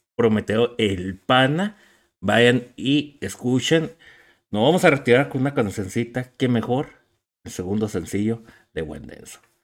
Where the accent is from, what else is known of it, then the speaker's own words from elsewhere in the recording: Ciudad Juárez, Chihuahua, Mexico; somos cuatro de Ciudad Juárez